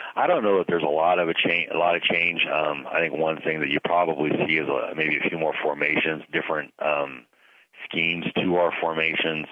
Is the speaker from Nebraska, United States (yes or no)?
yes; Pleasanton, Nebraska, United States; now in Ogallala, United States; I grew up in Pleasanton